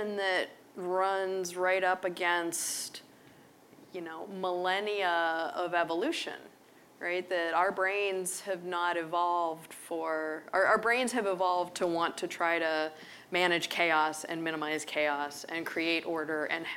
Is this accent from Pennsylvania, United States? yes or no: yes; Pittsburgh, Pennsylvania, United States; I grew up in Pittsburgh